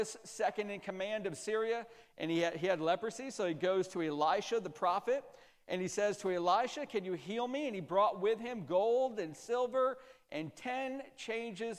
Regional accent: Central New York, United States; I'm from Central New York, so in Central New York, the winters are brutal

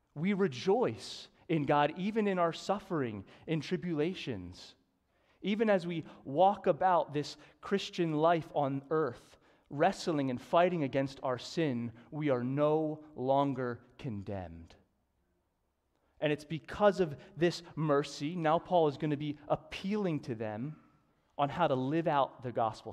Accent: Newtown, Pennsylvania, United States; I grew up in Newtown and went to Council Rock

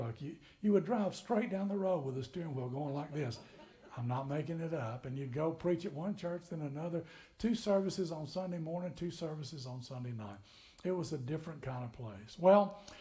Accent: McMinnville, Tennessee, United States; now in Kentucky, United States; I grew up in Tennessee in McMinnville

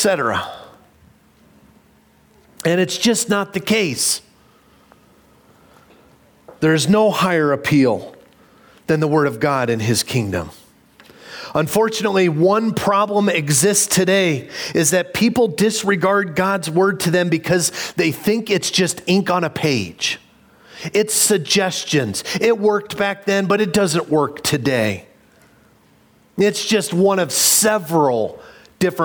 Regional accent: Illinois, United States; moved away; a kid growing up in Illinois

